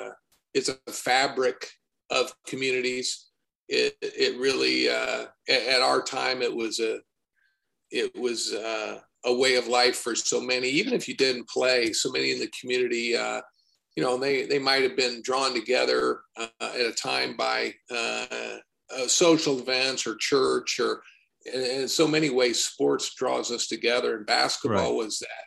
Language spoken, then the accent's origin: English; Warsaw, Indiana, United States; And an area where I grew up, and I was eager to leave Indiana.